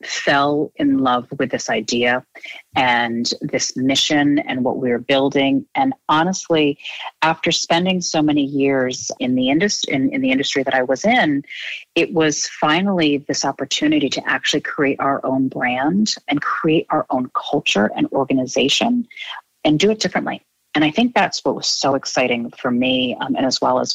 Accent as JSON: {"language": "English", "region": "Rhode Island", "country": "United States", "tie": "born or raised there", "said": "I grew up in Rhode Island."}